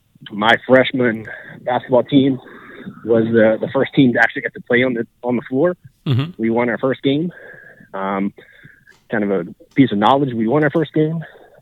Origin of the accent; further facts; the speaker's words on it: Peterstown, West Virginia, United States; I grew up in Peterstown.